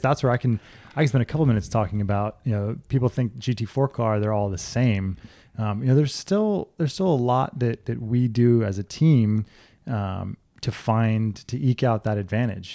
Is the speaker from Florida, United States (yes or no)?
yes; South Florida, United States; also born or lived in Orlando, Florida; I grew up in South Florida.